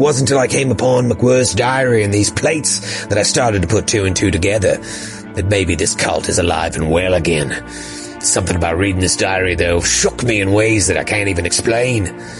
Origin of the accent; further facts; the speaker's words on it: Australia; accent: Australian; I don't know if you know this, but I'm Australian, if you couldn't tell from my amazing Australian accent.